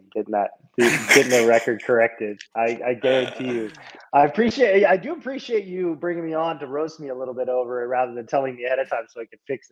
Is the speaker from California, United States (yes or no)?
yes; Southern California, United States; I'm from Southern California